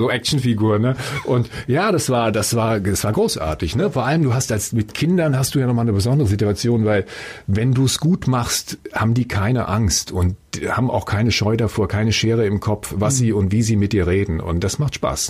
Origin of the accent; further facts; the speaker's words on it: Frankfurt am Main, Hesse, Germany; Ich komme aus Frankfurt Höchst, bin da geboren